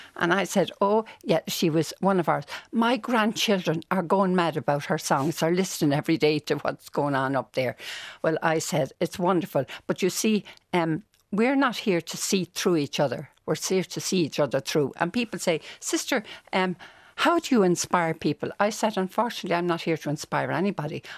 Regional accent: Dublin, Leinster, Ireland; I grew up in Walkinstown.

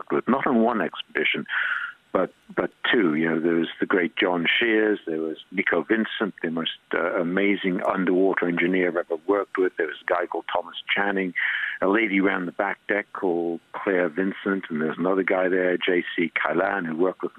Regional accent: Stanley, Falkland Islands; also born or lived in New Island, Falkland Islands; I was brought up in Port Stanley, but also spent all my time in one of the outlying islands called New Ireland

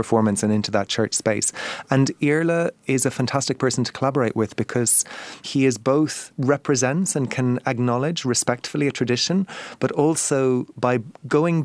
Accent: Ring, Munster, Ireland; I grew up in the Ringgeltacht

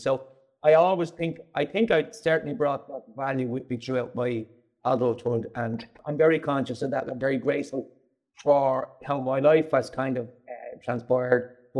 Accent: Dublin, Leinster, Ireland; I'm from Dublin. I'm from the south inner city and was raised in a place just off James Street. Family of eight siblings and my two parents.

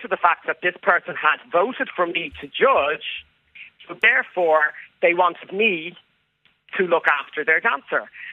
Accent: Ireland; I grew up in Ireland.

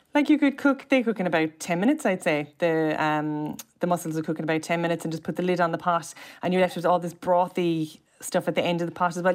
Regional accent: Cobh, Munster, Ireland; I'm from Cove, which is an island and, like, a gorgeous seaside, side town

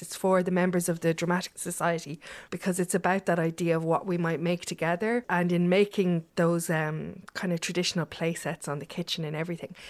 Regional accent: Ireland; as Irish people

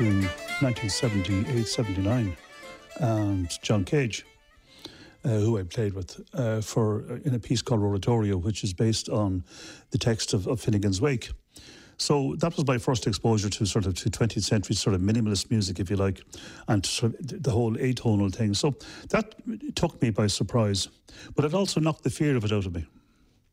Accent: Dublin, Leinster, Ireland; I'm from Dublin

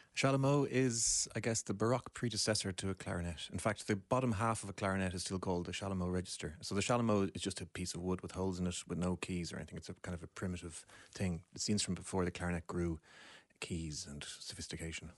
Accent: Deansgrange, Leinster, Ireland; I grew up in Dean's Grange, which is just a short cycle away from where we're sitting now.

